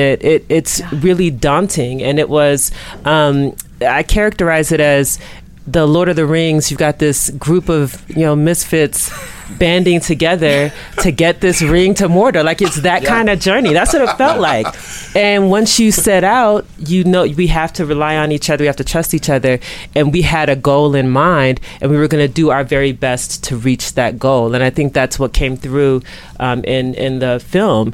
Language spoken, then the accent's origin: English; Chicago, Illinois, United States; I grew up in the Chicago area, lived on the west side, still live on the west side of Chicago